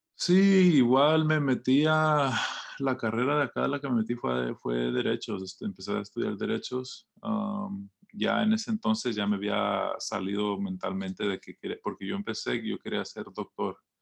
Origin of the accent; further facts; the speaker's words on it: Los Angeles, California, United States; creciendo en Los Ángeles